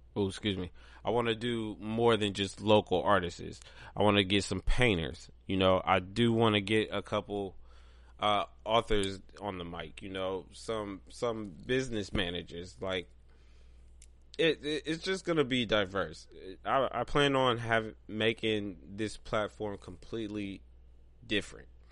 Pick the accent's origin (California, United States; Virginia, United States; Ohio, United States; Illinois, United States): Ohio, United States; Pigrenti; moved away; also born or lived in Columbus, Ohio; I grew up in Pigrenti.